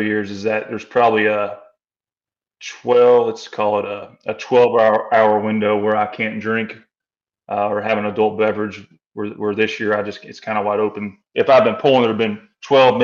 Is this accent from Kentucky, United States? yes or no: yes; Kentucky, United States; I'm from Kentucky